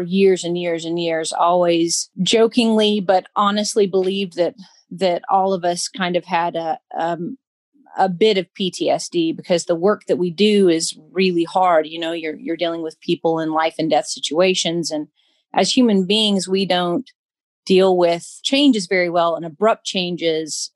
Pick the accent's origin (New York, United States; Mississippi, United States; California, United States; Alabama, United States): Alabama, United States; moved away as an adult; also born or lived in Tennessee; now in Kentucky, United States; I'm from Alabama originally. I moved up to Tennessee a little over 10 years ago.